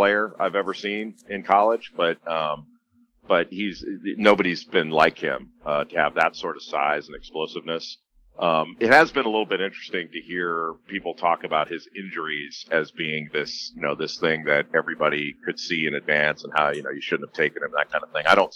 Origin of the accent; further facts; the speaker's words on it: Los Angeles, California, United States; I grew up in Los Angeles